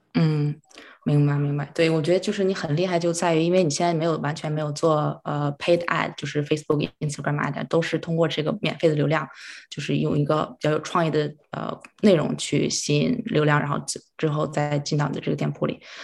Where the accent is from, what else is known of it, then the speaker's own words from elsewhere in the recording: Harbin, Heilongjiang, China; moved away as an adult; now in Vancouver, Canada; 我是哈尔滨人，然后呢，七年之前是来到加拿大这边读书，啊，本科学的是商科，就毕业之后我是在一个银行，在这边的银行工作